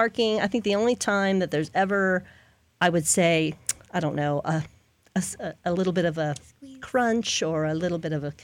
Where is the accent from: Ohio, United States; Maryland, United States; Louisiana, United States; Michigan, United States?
Louisiana, United States; New Orleans; now in Lakeland, United States; I'm from New Orleans